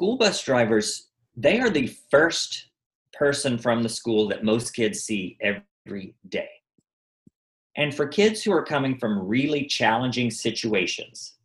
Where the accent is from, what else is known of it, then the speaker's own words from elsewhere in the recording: Arkansas, United States; now in Los Angeles, United States; I grew up in Arkansas